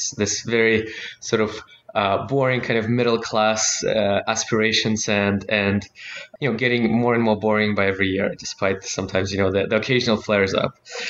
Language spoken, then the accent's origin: English; Russia; I like to say I was born in Soviet Union, raised in Russia